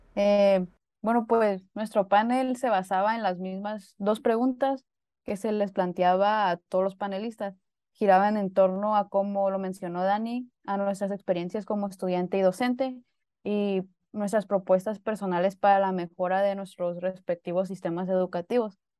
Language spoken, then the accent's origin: Spanish; Baja California Sur, Mexico; soy de Baja California